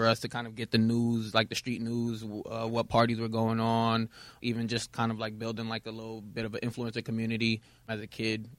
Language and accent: English; Brooklyn, New York, United States; It was local to New York. I'm from Brooklyn.